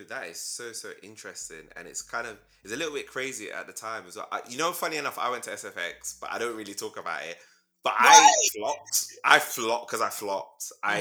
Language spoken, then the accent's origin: English; London, United Kingdom; I'm from South. I've lived in South my whole life.